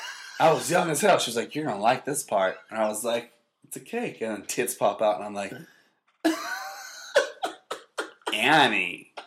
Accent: Canada; I'm Canadian.

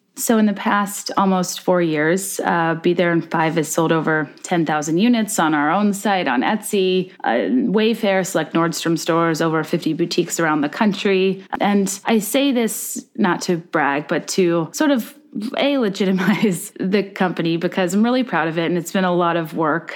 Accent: Virginia, United States; I'm from Virginia

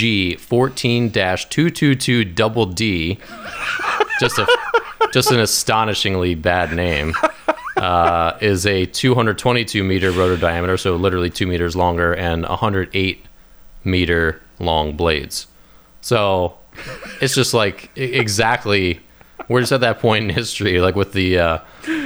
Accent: Maryland, United States; moved away as an adult; now in Washington, D.C., United States; I grew up in Maryland, an hour north, so it was always humid and hot in the summer.

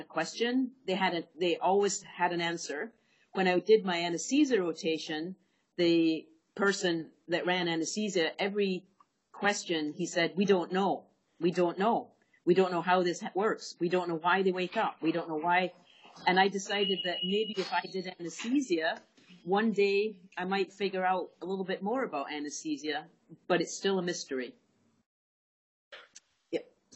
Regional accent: Scotland, United Kingdom; moved away as an adult; also born or lived in Bristol; I grew up in Scotland and went to Glasgow University to do my veterinary degree

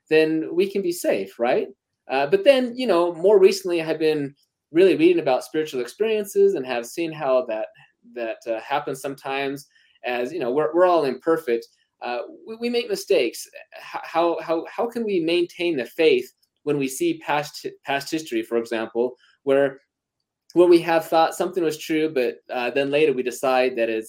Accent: Utah, United States; I'm from Utah.

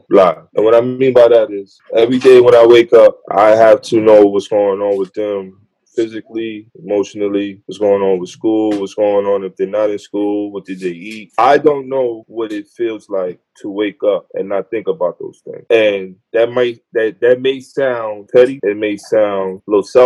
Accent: New York City, New York, United States; now in White Plains, United States; I'm from the Bronx. I live in White Plains

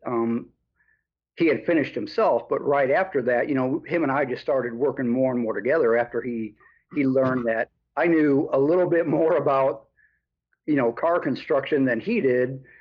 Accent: Chicago, Illinois, United States; moved away as an adult; also born or lived in Des Moines, Iowa; I'm from the Chicago area originally, anyway, so I moved back to the Chicago area

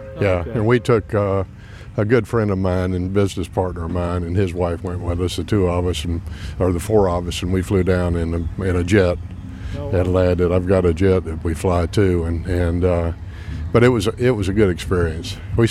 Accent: Leesburg, Florida, United States; I grew up in Leesburg, so this is quite different for Tavares, you know, this much activity.

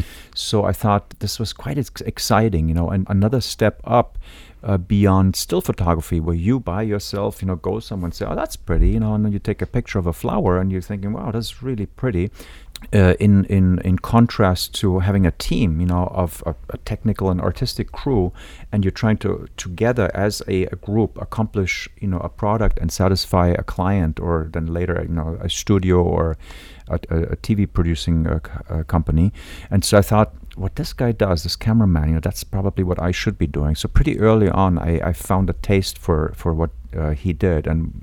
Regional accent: Munich, Bavaria, Germany; moved away; I grew up in Munich, Germany

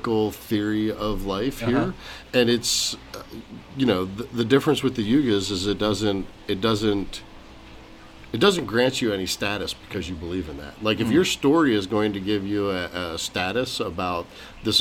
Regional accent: Arkansas, United States; now in Arizona, United States; I grew up in Arkansas

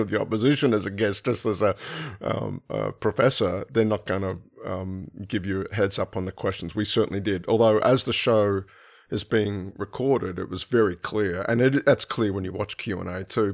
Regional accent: Brisbane, Queensland, Australia; moved away; I'm from Brisbane originally

